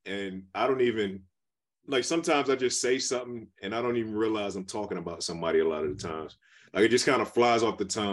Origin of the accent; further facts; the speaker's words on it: Detroit, Michigan, United States; growing up in Detroit